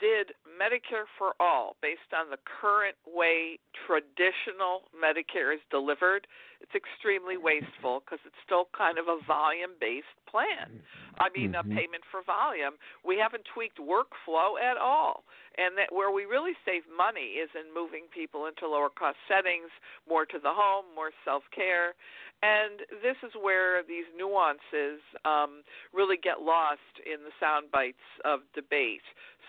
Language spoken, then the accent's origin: English; Michigan, United States; now in Pennsylvania, United States; my home state of Michigan, I live in Pennsylvania now